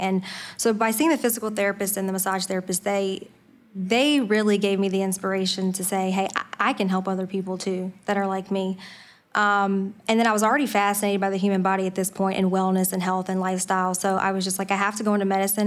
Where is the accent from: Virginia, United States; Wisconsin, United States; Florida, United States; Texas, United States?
Virginia, United States; Franklin County; also born or lived in Harrisonburg, Virginia / Winchester, Virginia; So I grew up in, um, a little rural town in Franklin County, Virginia. So that's where I was born and raised